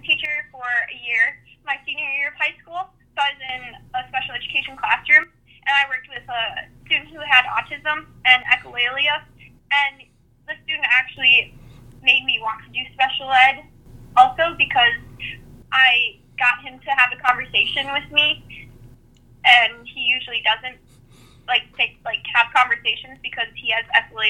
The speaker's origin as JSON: {"language": "English", "area": "Valley", "region": "Minnesota", "country": "United States", "said": "I'm from Valley, Minnesota"}